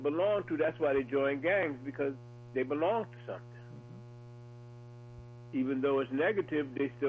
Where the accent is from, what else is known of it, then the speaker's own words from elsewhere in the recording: New York City, New York, United States; I grew up in New York City, and, you know, in Brooklyn